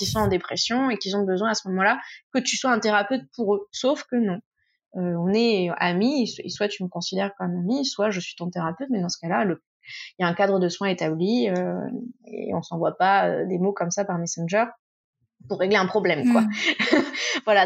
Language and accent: French; Tours, Centre-Val de Loire, France; moved away as an adult; now in Marseille, France; je suis originaire de Touraine. là, je suis à Marseille pour, pour l'émission. Euh, je fais juste mes études ici, mais à la base, je viens de Tours